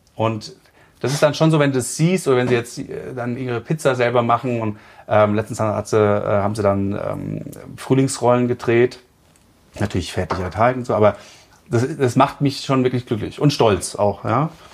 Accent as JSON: {"language": "German", "town": "Frankfurt", "region": "Hesse", "country": "Germany", "moved": "yes", "lives_now": "Chiemgau, Germany", "said": "ich komme aus Frankfurt ursprünglich"}